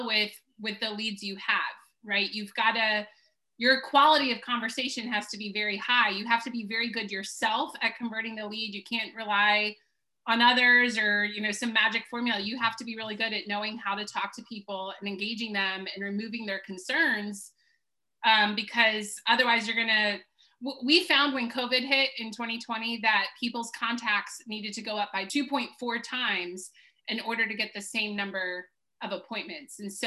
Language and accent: English; Baltimore, Maryland, United States; moved away as an adult; also born or lived in Washington, D.C. / South Carolina; I'm from Baltimore, D.C.